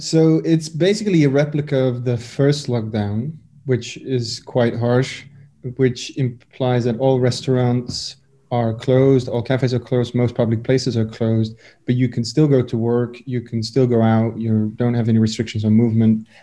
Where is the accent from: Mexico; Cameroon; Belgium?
Belgium; Brussels, Brussels-Capital Region; I grew up in Brussels, which makes it complicated because the whole city basically speaks French. But I went to a Dutch speaking school in Brussels